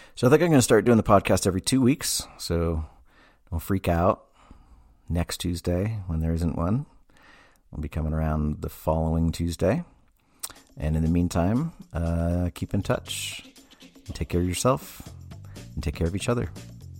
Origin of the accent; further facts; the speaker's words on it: Massachusetts, United States; I grew up in Massachusetts